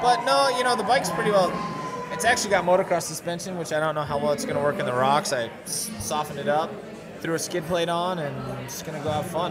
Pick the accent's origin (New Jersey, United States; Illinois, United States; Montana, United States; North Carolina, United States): Montana, United States; I grew up in Montana, and Montana is amazing and beautiful.